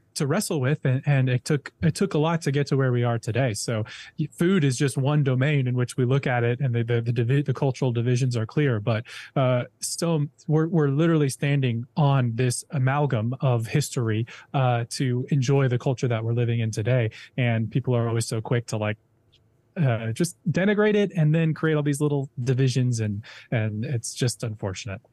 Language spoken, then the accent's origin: English; Minnesota, United States; I'm from Minnesota, so there's a bunch of Scandinavians up there